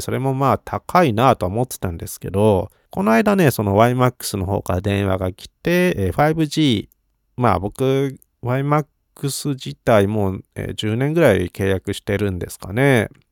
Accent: Yokohama, Kanagawa, Japan; 横浜生まれ育ち

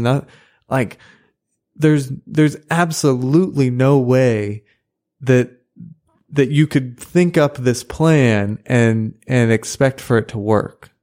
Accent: United States; as an American

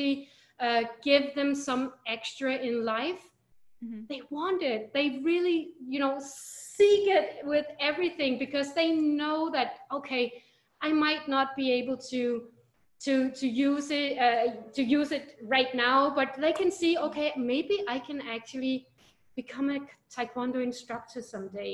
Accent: Denmark; moved away as an adult; now in Philippines; I'm from Denmark. I moved here to the Philippines almost 4 years ago.

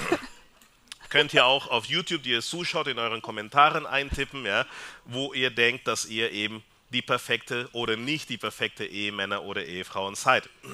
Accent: Peru; German is a second language; now in Austria; ich komme aus Peru.

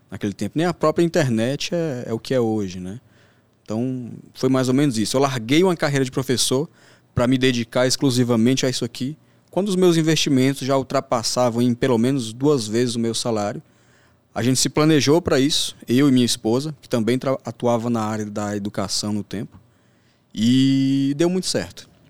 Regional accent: Northeast Region, Brazil; born there; Eu, um, pouca gente sabe, inclusive, mas eu vim do Nordeste.

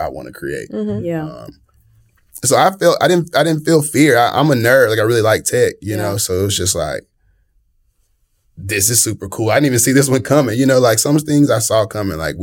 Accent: Tuscaloosa, Alabama, United States; moved away as an adult; now in Birmingham, United States; I'm from Tuscaloosa, mm-hmm, Tuscaloosa, Alabama, T-Town

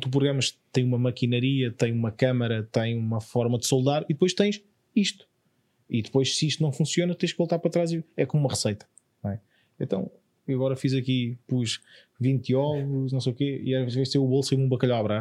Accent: Évora, Alentejo, Portugal; Eu sou de Évora.

